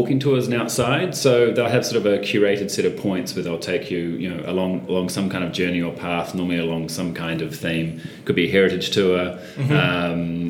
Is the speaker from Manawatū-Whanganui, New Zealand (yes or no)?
no; Auckland, New Zealand; I grew up on Thorns Bay